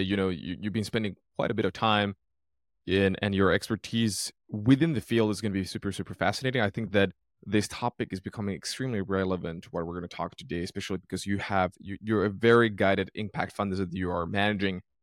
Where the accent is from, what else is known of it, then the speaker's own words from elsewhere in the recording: Finland; moved away; I'm originally from Finland, Northern Europe